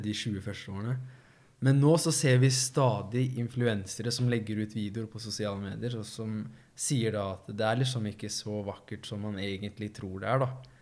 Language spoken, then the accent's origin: Norwegian; Risør, Agder, Norway; jeg kjente jo alle sammen i Risør